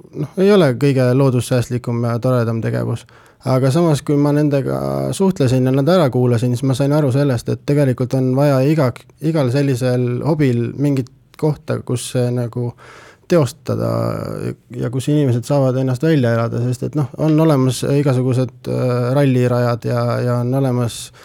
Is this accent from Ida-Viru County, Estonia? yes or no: no; Pärnu, Pärnu County, Estonia; now in Tartu, Estonia; ma ise olen Pärnust pärit